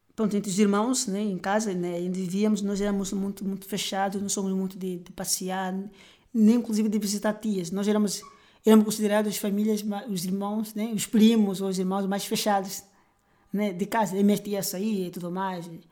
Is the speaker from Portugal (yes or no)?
no; Luanda, Luanda Province, Angola; also born or lived in Bengo; eu sou natural de Luanda.